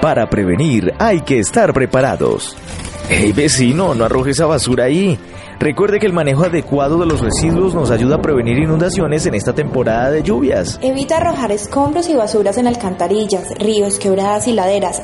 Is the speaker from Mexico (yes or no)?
no; Colombia; nosotros, los colombianos